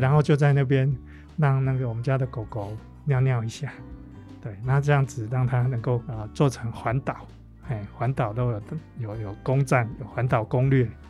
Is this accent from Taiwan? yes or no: yes; Taiwan; 我们台湾人